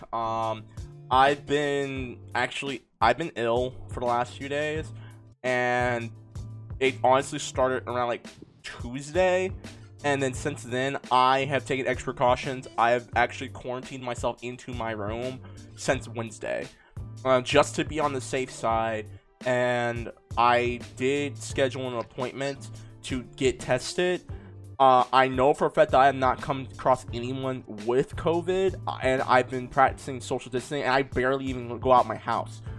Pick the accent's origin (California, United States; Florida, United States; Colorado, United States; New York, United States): California, United States; my home state of California